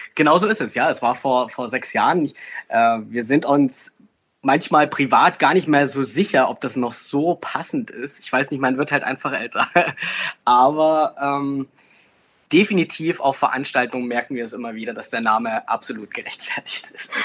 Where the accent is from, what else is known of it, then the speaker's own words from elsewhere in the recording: Bautzen, Saxony, Germany; ich bin ja äh, bekanntlich aus der Bautzner Region